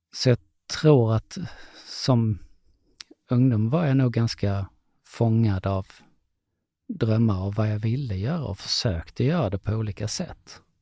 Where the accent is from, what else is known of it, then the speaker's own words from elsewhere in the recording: Lund, Skåne, Sweden; Jag kommer från Lund